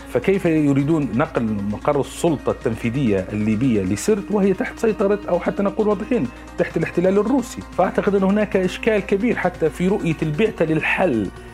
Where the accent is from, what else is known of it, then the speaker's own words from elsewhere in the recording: Libya; تساعدنا كليبيين